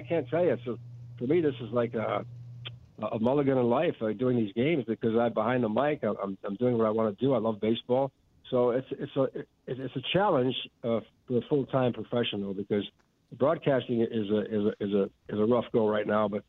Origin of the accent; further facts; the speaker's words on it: Chicago, Illinois, United States; Maggie and I grew up in Pilsen